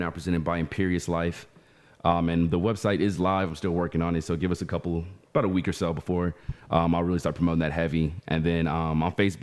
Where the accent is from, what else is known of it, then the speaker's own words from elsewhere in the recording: Dallas, Texas, United States; We're both technically from Dallas